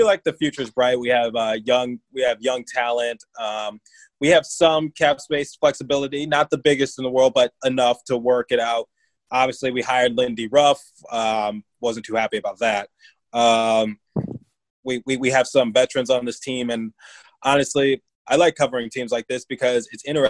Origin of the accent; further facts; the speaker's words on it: Detroit, Michigan, United States; now in Philadelphia, United States; I live in Philadelphia. I grew up in Detroit